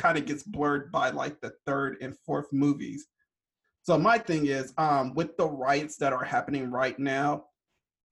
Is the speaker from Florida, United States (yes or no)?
no; California, United States; me and Dimi, we're both from California